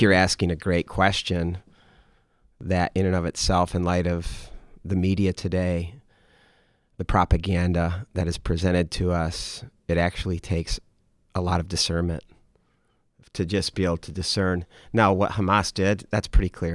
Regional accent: United States; as an American

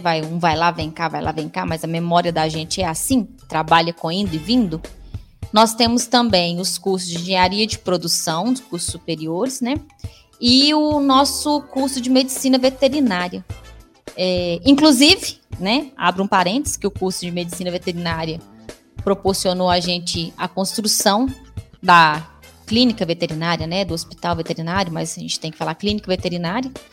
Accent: Divinópolis, Minas Gerais, Brazil; also born or lived in Pedro Leopoldo / Lavras; eu nasci em Pedro Leopoldo, uma cidade bem próxima de Belo Horizonte, onde eu fiquei até três anos de idade. A maior parte do tempo da minha vida foi em Divinópolis

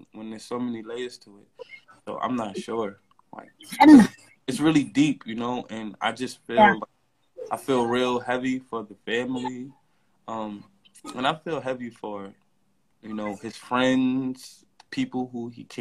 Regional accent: New York City, New York, United States; I'm from Brownsville

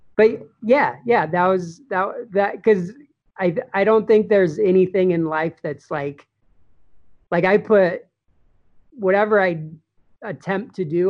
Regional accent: Durango, Colorado, United States; moved away as an adult; now in Phoenix, United States; in Durango, it's a small town

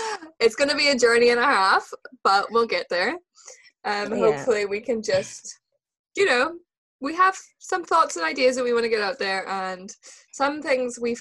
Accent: Northern Ireland, United Kingdom; I'm from Northern Ireland

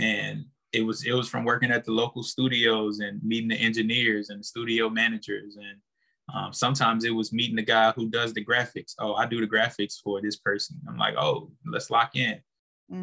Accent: St. Francisville, Louisiana, United States; I'm originally from St. Francisville, Louisiana

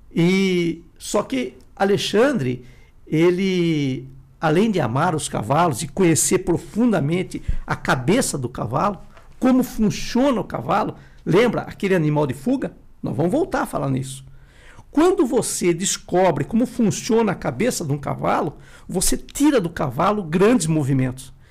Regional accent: Sorocaba, São Paulo, Brazil; na minha cidade, né, que eu sou de Sorocaba

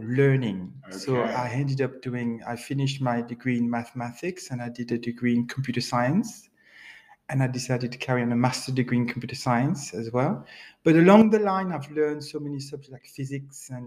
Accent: Guadeloupe; English is a second language; moved away as an adult; also born or lived in Paris, France; now in Nottingham, United Kingdom; But I grew up in the Caribbean all my life, since I was 23, in an island called Guadeloupe, a beautiful island, French-speaking island

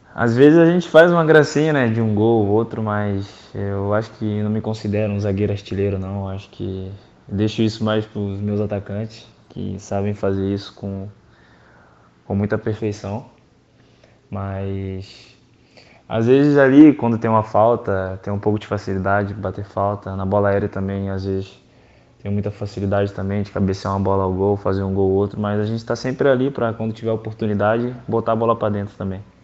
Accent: Bebedouro, São Paulo, Brazil; moved away; na minha cidade natal, Bebedouro.

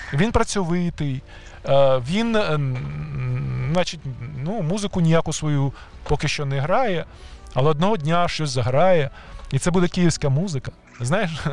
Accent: Kyiv, Ukraine; ті кияни, які народилися в Києві колись давно, як я

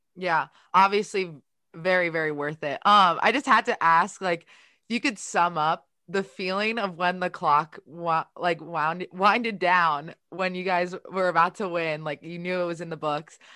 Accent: Baltimore, Maryland, United States; I'm from Baltimore

